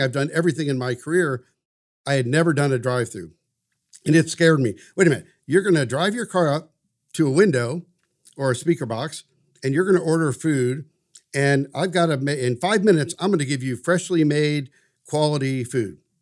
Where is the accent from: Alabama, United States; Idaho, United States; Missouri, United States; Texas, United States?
Missouri, United States; St. Louis; also born or lived in Washington, D.C.; now in Wichita, United States; I grew up in St. Louis.